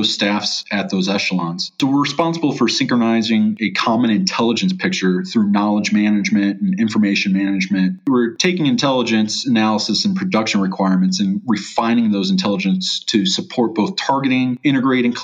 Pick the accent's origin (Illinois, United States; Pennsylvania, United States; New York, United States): Illinois, United States; Chicago; I'm from Chicago, Illinois.